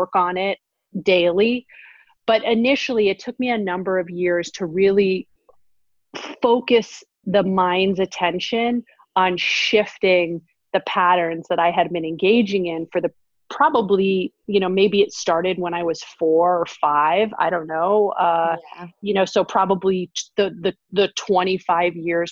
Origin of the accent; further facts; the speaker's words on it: New York City, New York, United States; moved away as an adult; now in Northern California, United States; I grew up in Manhattan and am definitely a New Yorker at heart for life, even though I live in Northern California now